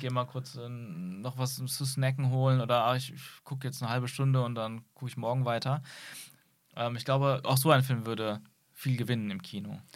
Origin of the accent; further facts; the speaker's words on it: Aachen, North Rhine-Westphalia, Germany; in der Kindheit, und das ist wie gesagt jetzt nur 20 Jahre her, ähm, gab es auch hier bei uns in Aachen